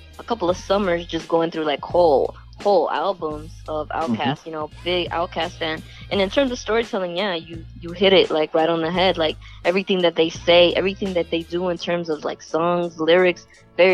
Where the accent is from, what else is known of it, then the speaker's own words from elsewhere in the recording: the South, United States; I grew up in the South